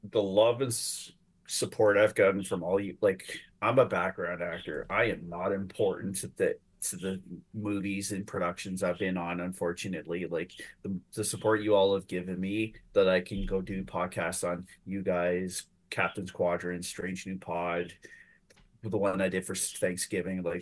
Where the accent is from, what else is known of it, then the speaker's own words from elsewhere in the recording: Brantford, Ontario, Canada; also born or lived in Timmins, Ontario; technically Timmins, Brantford is my hometown.